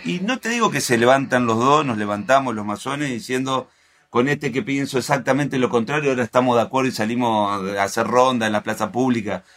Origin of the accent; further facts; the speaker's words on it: Santa Fe, Argentina; yo soy de al lado de Entre Ríos, soy de Santa Fe